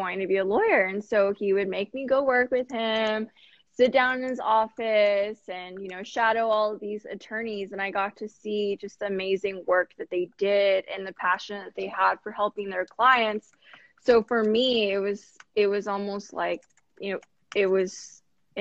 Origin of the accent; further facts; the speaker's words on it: Corpus Christi, Texas, United States; moved away as an adult; also born or lived in San Antonio, Texas; now in Houston, United States; I'm from Corpus Christi, Texas, born and raised